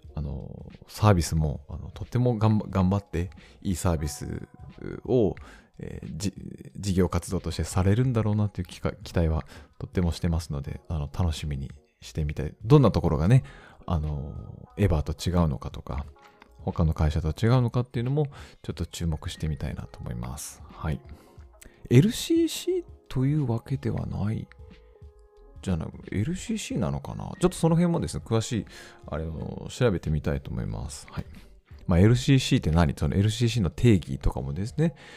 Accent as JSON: {"language": "Japanese", "region": "Hokkaido", "country": "Japan", "said": "我々北 海道人"}